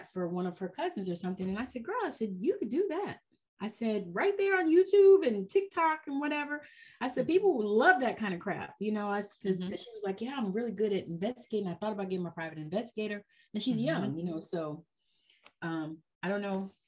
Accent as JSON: {"language": "English", "region": "Georgia", "country": "United States", "said": "I'm from Georgia"}